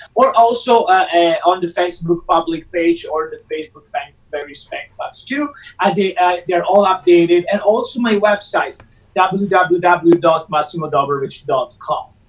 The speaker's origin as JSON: {"language": "English", "town": "Rome", "region": "Lazio", "country": "Italy", "tie": "born or raised there", "moved": "as an adult", "lives_now": "Los Angeles, United States", "said": "my hometown and Rome and in Italy"}